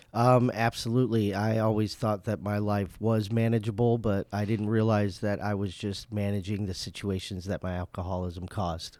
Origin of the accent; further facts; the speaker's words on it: Indiana, United States; moved away as an adult; now in West Michigan, United States; I'm actually from Indiana